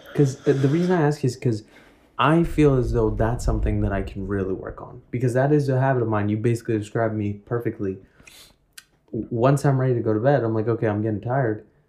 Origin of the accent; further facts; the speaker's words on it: New York City, New York, United States; growing up in Woodside.